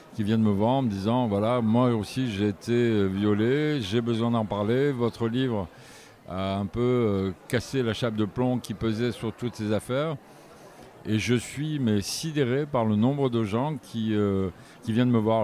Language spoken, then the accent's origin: French; Provence-Alpes-Côte d'Azur, France; j'ai jamais quitté la région, j'habite toujours ici